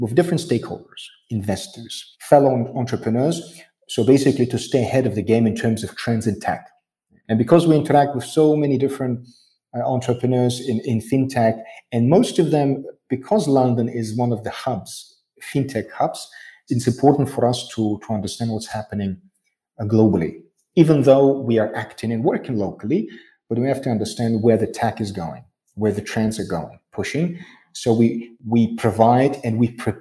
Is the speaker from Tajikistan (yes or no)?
yes; Tajikistan; I am from Tajikistan. I'm a citizen of Tajikistan.